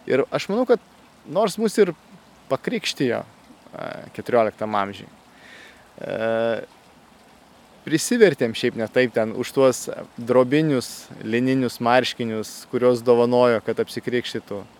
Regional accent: Dzūkija, Lithuania; also born or lived in Kaunas; gimiau tai Kaune, dideliam Lietuvos mieste. Uh, bet esu kilęs tai iš Dzukijos gražaus regiono ir teko aukti man e, ankstyvuose savo gyvenimo metuose jaunystėje kaime.

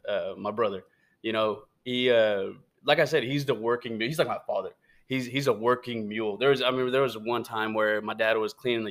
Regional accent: United States; I'm American. I don't know how to speak Spanish

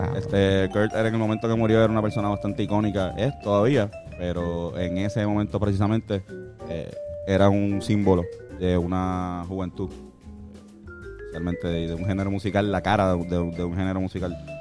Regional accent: Puerto Rico

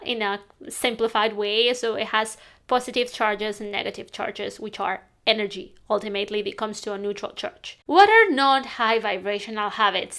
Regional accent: Spain; now in London, United Kingdom; I'm from Spain. I'm living in London now

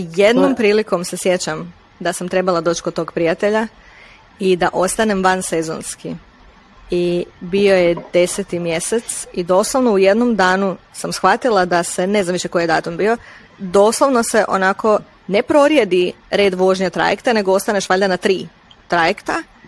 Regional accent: Stari Grad, Split-Dalmatia County, Croatia; moved away; djelomično sam odrasla na Hvaru, ali u starom gradu

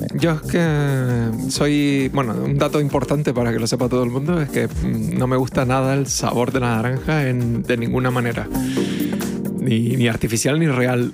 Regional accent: Spain; somos españoles

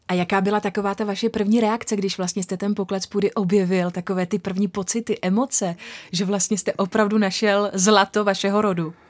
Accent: Česká Lípa, Liberec Region, Czechia; also born or lived in Rumburk; Já jsem vlastně rodačka z České Lípy, bydlela jsem tam patnáct let

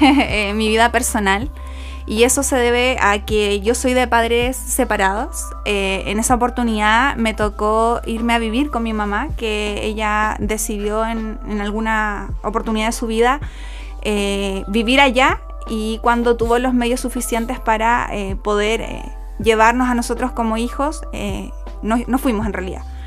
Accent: Puerto Montt, Los Lagos, Chile; also born or lived in Río Grande, Argentina; soy de Puerto Montt, soy oriunda y nacida en la ciudad de Puerto Montt

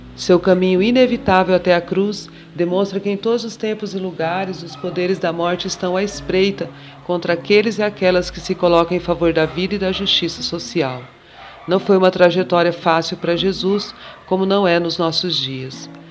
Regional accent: Mato Grosso do Sul, Brazil; born or raised there; also born or lived in São Paulo

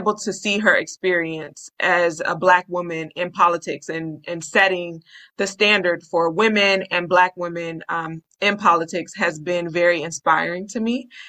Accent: Cambridge, Maryland, United States; born or raised there

